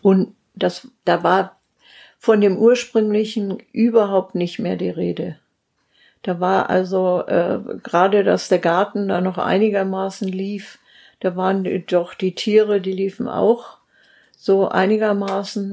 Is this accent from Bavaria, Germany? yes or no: yes; Steinebach am Wörthsee, Bavaria, Germany; moved away as an adult; also born or lived in Simbach; ich komme ja aus Steinebach am Wörthsee, also ursprünglich beim Ammersee, so ein kleiner See